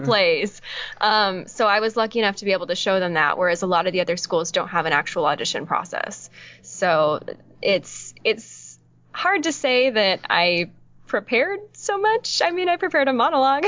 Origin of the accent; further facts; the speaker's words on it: Orange County, California, United States; I'm from Orange County, so okay. just bordering